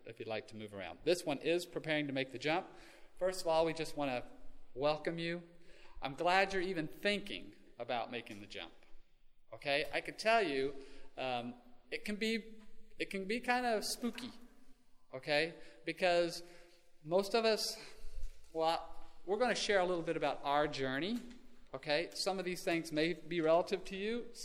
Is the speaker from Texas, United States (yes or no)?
yes; Texas, United States; moved away as an adult; now in Oklahoma, United States; growing up as a Texan